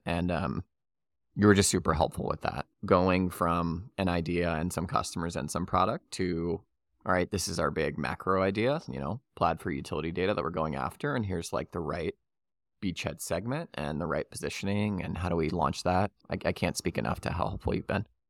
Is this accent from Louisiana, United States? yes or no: yes; New Orleans, Louisiana, United States; I'm born and raised in New Orleans.